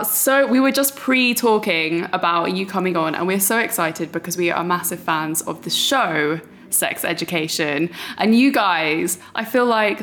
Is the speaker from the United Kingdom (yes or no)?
yes; Brighton, South East England, United Kingdom; I grew up in Brighton